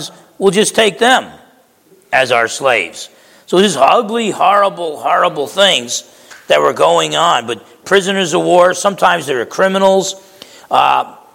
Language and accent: English; East Orange, New Jersey, United States; I grew up in East Orange, New Jersey